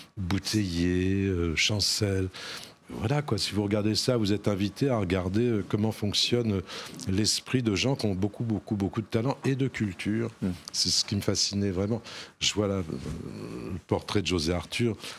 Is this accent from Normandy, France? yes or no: yes; Normandy, France; Je suis un petit Normand, moi je suis né dans un petit bled de Normandie